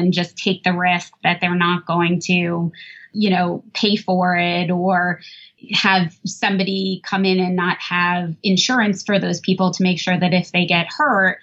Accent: New Jersey, United States; I grew up in New Jersey

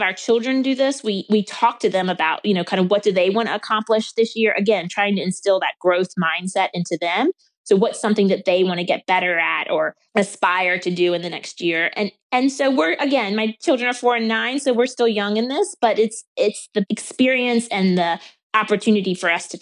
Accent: the South, United States; I grew up in the South. I grew up in a rural town.

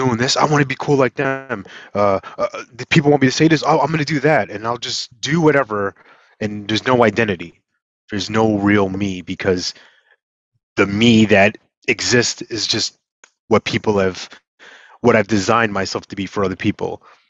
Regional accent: New York, United States; moved away; I'm originally from New York

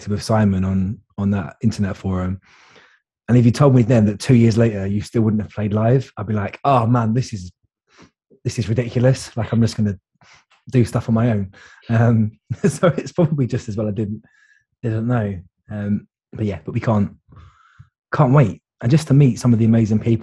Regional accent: London, United Kingdom; now in Cheltenham, United Kingdom; So I live in Cheltenham, but I grew up in London

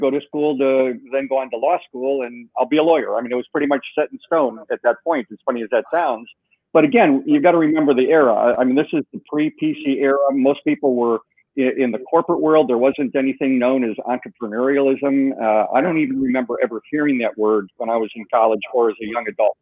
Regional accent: Chicago, Illinois, United States; moved away; I was born and raised in Chicago, blue-collar family, lived above taverns

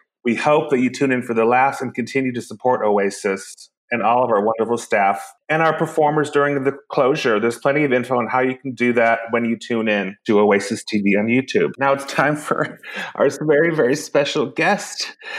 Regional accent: Iceland; Mine's not heated either, but I'm from Iceland, so it was very bracing.

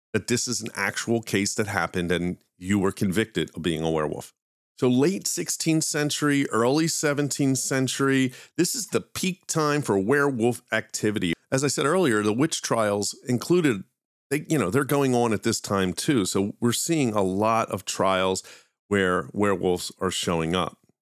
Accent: Philadelphia, Pennsylvania, United States; accent: Philly; that's just my Philly accent

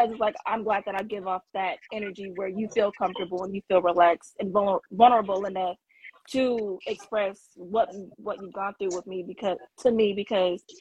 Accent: California, United States; So I'm from Cali.

